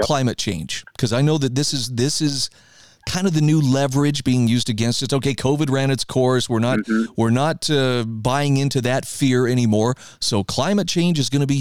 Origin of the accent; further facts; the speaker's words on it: Idaho, United States; my home state of Idaho